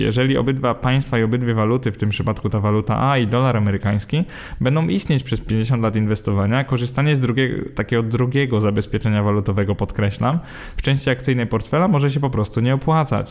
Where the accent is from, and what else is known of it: Poland